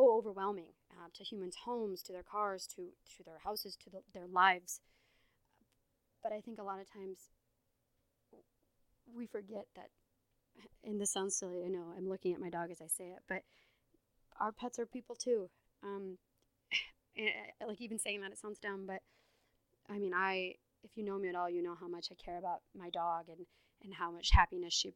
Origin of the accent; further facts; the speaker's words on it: Iowa, United States; I'm from Iowa